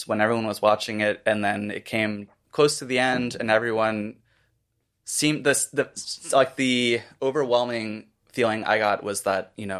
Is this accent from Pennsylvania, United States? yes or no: no; Florida, United States; moved away; I'm from Florida.